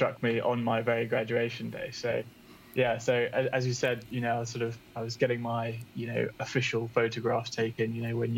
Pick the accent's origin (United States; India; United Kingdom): United Kingdom; English countryside, England; moved away as an adult; also born or lived in London; now in Bristol, United Kingdom; I was born in London, but grew up in the English countryside